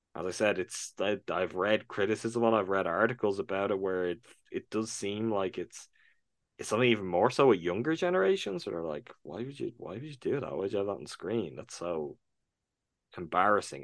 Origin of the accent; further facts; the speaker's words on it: Ireland; I'm from Ireland. I'm from what was until very recently, maybe the most Catholic country in the world